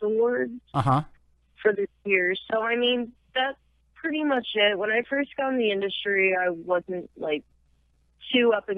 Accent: St. Louis, Missouri, United States; I'm from St. Louis, Missouri

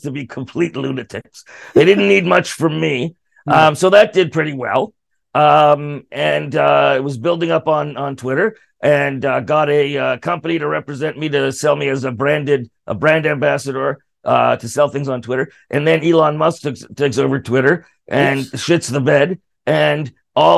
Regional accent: Canada; as a Canadian performer

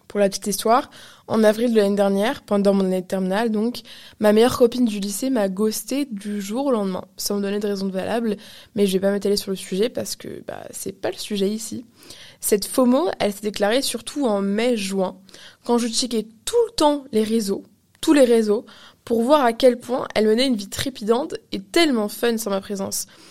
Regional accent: Canada; je suis canadienne

